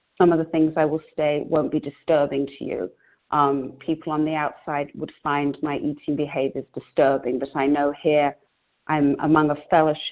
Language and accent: English; London, United Kingdom; now in United States; I grew up in England, in London, in Northwest London